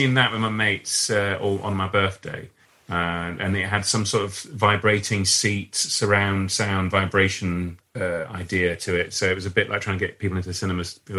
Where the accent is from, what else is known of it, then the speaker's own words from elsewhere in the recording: Leeds, Yorkshire and the Humber, United Kingdom; now in London, United Kingdom; In Leeds, where I grew up in Leeds